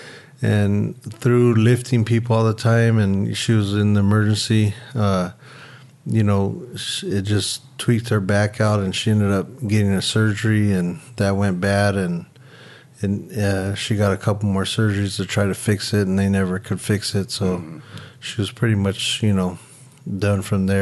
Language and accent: English; Santa Monica, California, United States; I was born in Santa Monica at St. John's Hospital and grew up pretty much all on the west side